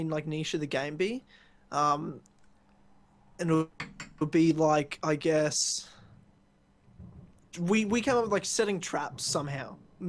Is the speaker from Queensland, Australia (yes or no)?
no; Ballarat, Victoria, Australia; now in Brisbane, Australia; before I even lived in Brisbane, I was from Ballarat, which is in Victoria near Melbourne.